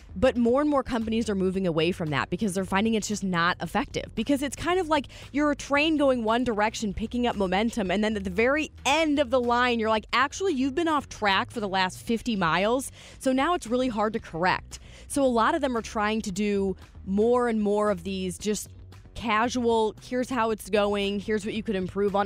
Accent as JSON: {"language": "English", "town": "St. Louis", "region": "Missouri", "country": "United States", "tie": "born or raised there", "said": "I'm from here. I mean, this is my hometown. I love Saint Louis"}